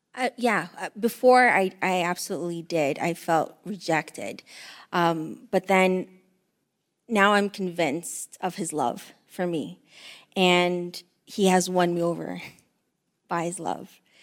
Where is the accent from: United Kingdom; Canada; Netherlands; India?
Canada; Windsor, Ontario; also born or lived in Eritrea / Greece; we grew up in the Windsor housing area